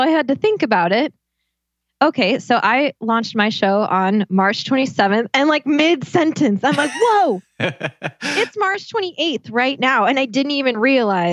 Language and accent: English; United States; now in Italy; I'm from the United States